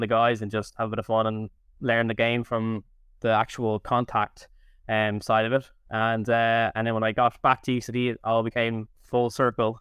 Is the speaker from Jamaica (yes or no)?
no; Dublin, Leinster, Ireland; I'm from Daven Road